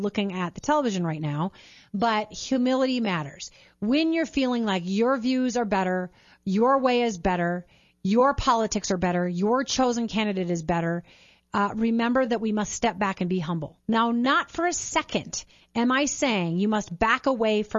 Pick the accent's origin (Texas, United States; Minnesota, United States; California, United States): Minnesota, United States; St. Peter; St. Peter High School, where we grew up in Minnesota